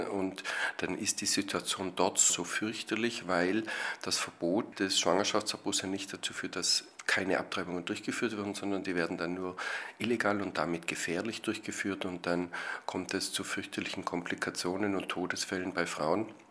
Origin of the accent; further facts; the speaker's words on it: Austria; Bei uns in Österreich